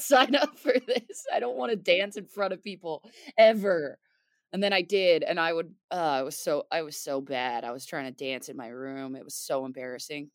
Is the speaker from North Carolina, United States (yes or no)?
no; the Poconos, Pennsylvania, United States; moved away as an adult; also born or lived in Philadelphia, Pennsylvania; I ended up moving back um, from Philly to my hometown of the Poconos.